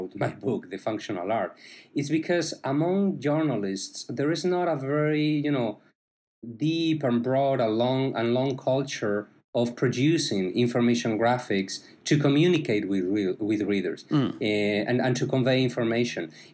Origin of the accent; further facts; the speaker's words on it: Spain; moved away as an adult; also born or lived in Chapel Hill, North Carolina; now in Miami, United States; I am originally from Spain